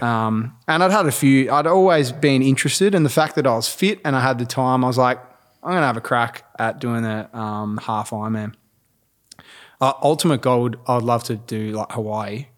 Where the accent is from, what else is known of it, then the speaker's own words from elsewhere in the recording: Mount Eliza, Victoria, Australia; grew up Mount Eliza, sort of Mornington area